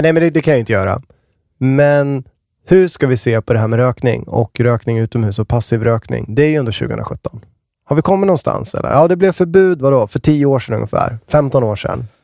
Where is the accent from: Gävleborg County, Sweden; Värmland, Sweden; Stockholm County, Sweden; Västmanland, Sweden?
Västmanland, Sweden; now in Uppsala, Sweden; där jag är ifrån, Västmanland